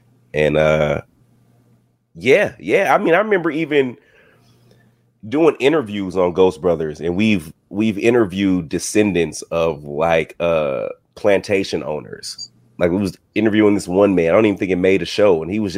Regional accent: the South, United States; I grew up in the South, man. I still live in the South. I live in Georgia.

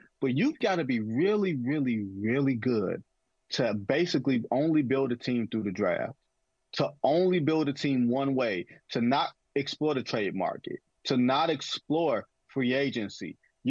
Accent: Green Bay, Wisconsin, United States; And I am from Green Bay.

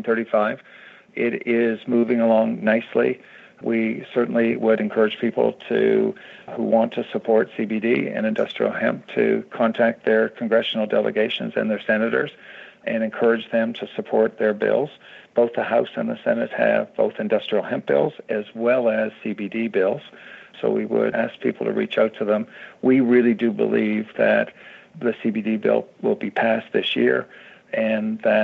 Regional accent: Canada; now in United States

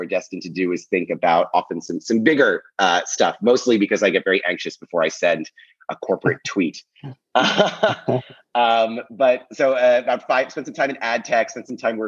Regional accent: Philadelphia, Pennsylvania, United States; also born or lived in Brooklyn, New York City; now in New York City, United States; I'm from Philadelphia originally

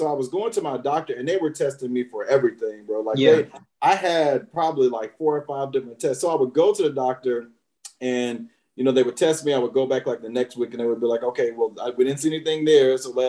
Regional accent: Alabama, United States; moved away as an adult; now in Washington, D.C., United States; So I'm originally from Alabama. The only two places I've ever lived are Alabama and D.C. I came to D.C., as you mentioned, to go to Howard.

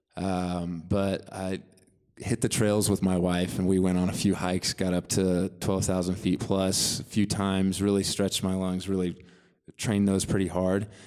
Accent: Bolivar, Missouri, United States; I'm from Bolivar, Missouri originally, uh, which is the next biggest town close to there is Springfield, which is in the southwest corner of Missouri

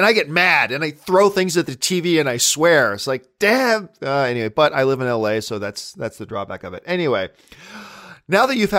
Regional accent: Hamilton, Ontario, Canada; now in Los Angeles, United States; You understand, I'm a Canadian kid coming from Hamilton, Ontario, Canada.

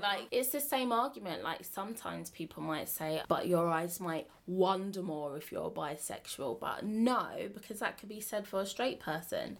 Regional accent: Bromley, London, United Kingdom; I am from Bromley, which is basically Kent, but not really Kent.

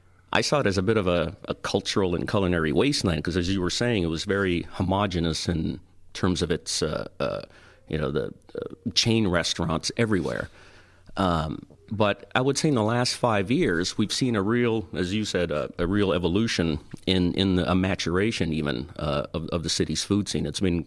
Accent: Toronto, Ontario, Canada; now in Orlando, United States; I grew up in Toronto

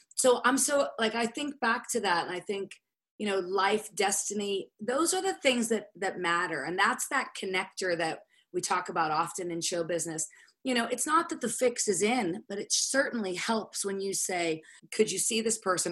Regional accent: Pittsburgh, Pennsylvania, United States; moved away; my hometown, Pittsburgh

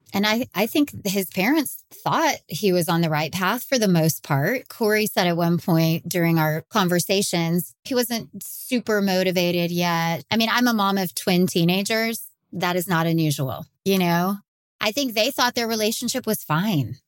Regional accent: Texas, United States; I'm from Texas and, and have been crime reporting here for over twenty years

